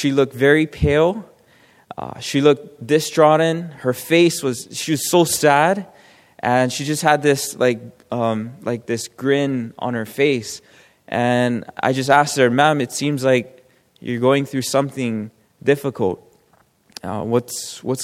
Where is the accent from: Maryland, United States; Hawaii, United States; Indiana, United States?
Hawaii, United States; I'm from Hawaii